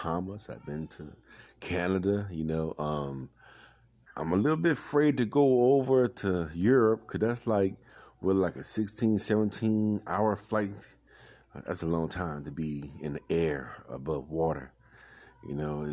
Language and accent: English; New Orleans, Louisiana, United States; now in North Alabama, United States; I'm originally from New Orleans, the fast-paced city